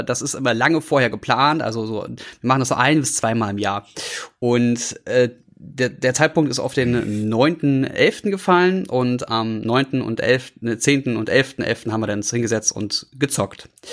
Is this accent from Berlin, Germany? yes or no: yes; Berlin, Germany; also born or lived in Brandenburg; als Berliner